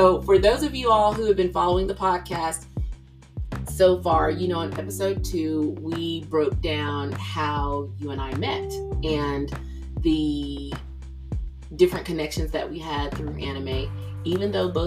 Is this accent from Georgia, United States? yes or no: yes; the South, Georgia, United States; me being a Gen Xer from the South